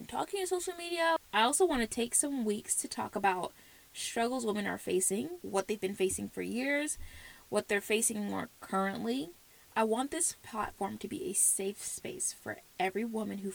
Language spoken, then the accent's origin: English; the South, United States; accent: South; I was born and raised in the South, the U.S. So if you ever hear South in my mouth, you know why